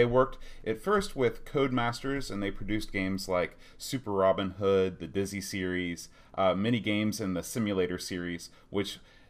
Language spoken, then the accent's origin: English; United States; as an American